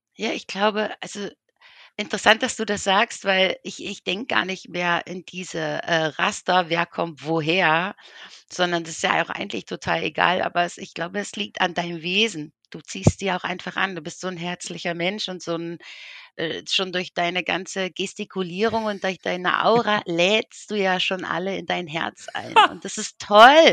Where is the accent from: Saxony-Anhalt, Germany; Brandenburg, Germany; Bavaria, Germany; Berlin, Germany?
Berlin, Germany; now in Switzerland; ich komme ursprünglich aus Berlin